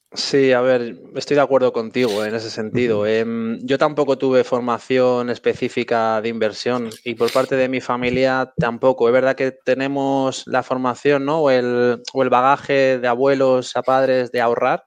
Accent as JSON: {"language": "Spanish", "town": "Madrid", "region": "Community of Madrid", "country": "Spain", "said": "Yo soy de Madrid y bueno, estamos bastante a gusto aquí"}